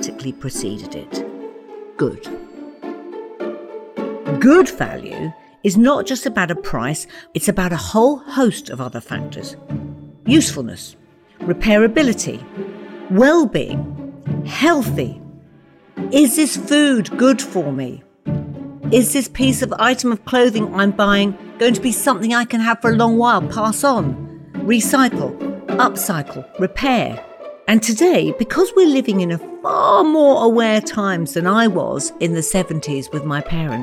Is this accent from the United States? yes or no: no; Watford, East of England, United Kingdom; My parents arrived in Watford in the late 50s as Irish immigrants and soon had a family of five to raise